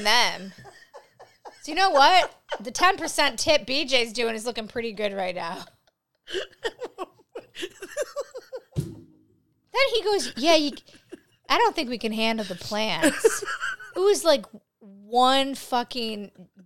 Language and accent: English; Buffalo, New York, United States; I'm from Buffalo.